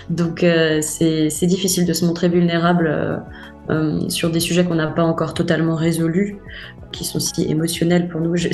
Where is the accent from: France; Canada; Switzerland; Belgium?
France; je suis française, hein. je suis née sur le sol français, euh, euh, enfin, j'ai la culture, la langue